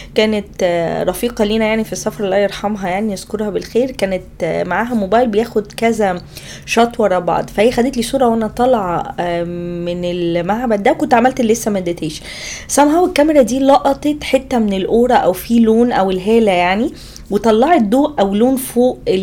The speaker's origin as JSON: {"language": "Arabic", "country": "Egypt", "said": "عندنا في مصر"}